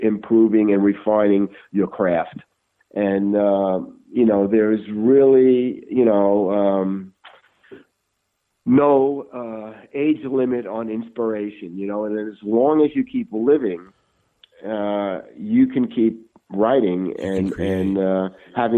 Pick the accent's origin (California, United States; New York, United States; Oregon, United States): New York, United States; New York City; I was a kid growing up in Brooklyn.